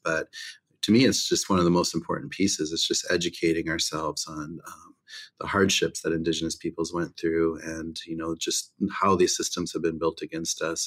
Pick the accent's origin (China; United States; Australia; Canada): United States; Pine Ridge Reservation, South Dakota; growing up on Pine Ridge, you know, we grew up in the country mostly